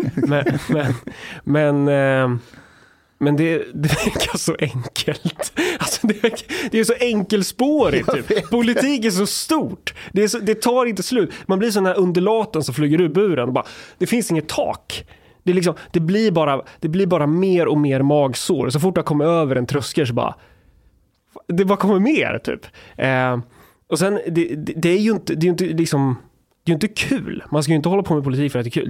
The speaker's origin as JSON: {"language": "Swedish", "area": "Närke", "region": "Örebro County", "country": "Sweden", "said": "jag är från Närke"}